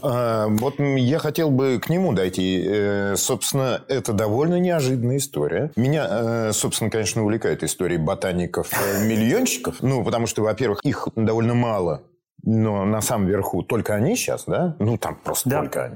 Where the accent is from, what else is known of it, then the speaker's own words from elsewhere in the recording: Volgograd, Volgograd Oblast, Russia; я родом из Волгограда, и всю свою школьную, значит, сентябрь-октябрь я проводил на плантациях помидорных